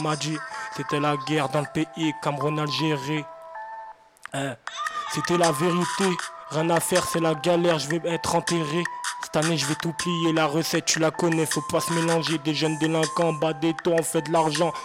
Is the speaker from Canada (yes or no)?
no; Seine-Saint-Denis, Île-de-France, France; je viens du 93, j'habite à Drancy